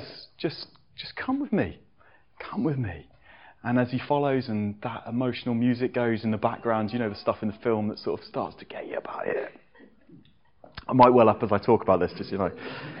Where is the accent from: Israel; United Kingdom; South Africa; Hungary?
United Kingdom; England; as an Englishman